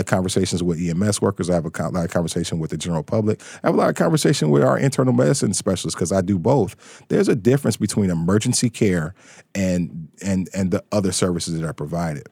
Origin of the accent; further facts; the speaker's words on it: Detroit, Michigan, United States; also born or lived in Pittsburgh, Pennsylvania; I was born and raised in Detroit